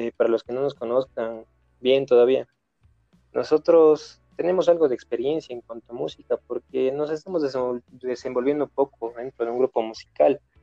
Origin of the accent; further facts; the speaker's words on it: Ecuador; nosotros eh, somos ecuatorianos